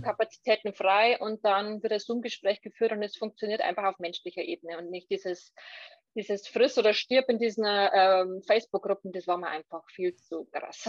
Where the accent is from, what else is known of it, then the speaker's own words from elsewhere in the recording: Lower Bavaria, Germany; ich komme aus Niederbayern